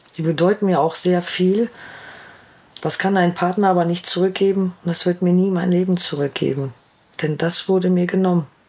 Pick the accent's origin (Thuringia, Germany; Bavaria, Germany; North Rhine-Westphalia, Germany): North Rhine-Westphalia, Germany; Ruhr area; Ich komme aus dem Ruhrgebiet